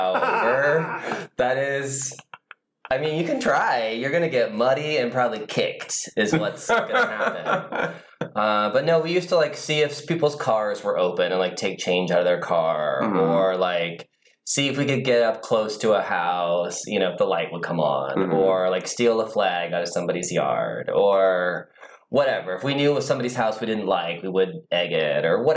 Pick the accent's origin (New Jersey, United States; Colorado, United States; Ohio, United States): Ohio, United States; Van Buren; moved away; also born or lived in North Baltimore, Ohio; Originally from Ohio, very tiny town, you won't even recognize the name of it. It's called Van Buren